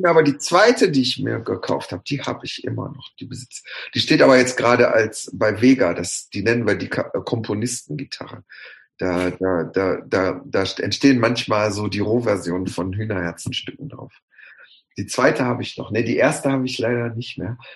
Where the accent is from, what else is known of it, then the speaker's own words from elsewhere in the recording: Bottrop, North Rhine-Westphalia, Germany; Ich habe aber da, wo ich aufgewachsen bin, waren meine Cousins und Cousinen, die wohnten ein, zwei Häuser weiter. Da war die Straße voll mit, mit Bottropschen Ab Abkömmlingen.